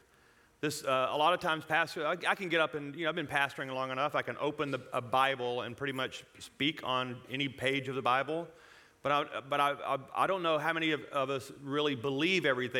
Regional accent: Louisiana, United States; now in Colorado, United States; I was born and raised in Louisiana

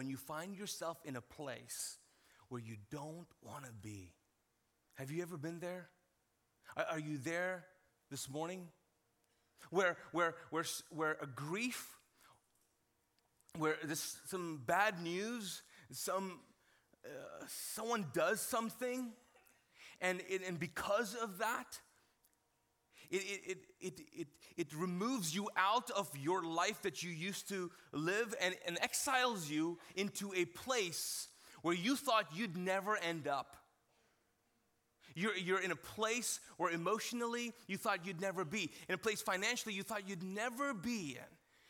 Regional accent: Kuwait; All right, so grew up in Kuwait as a Pakistani, and I was not exposed to a lot of TV shows

